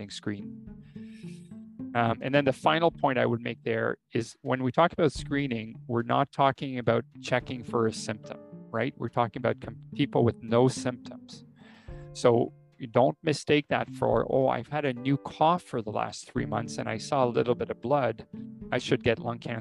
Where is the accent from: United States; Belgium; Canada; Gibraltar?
Canada; I, as a Canadian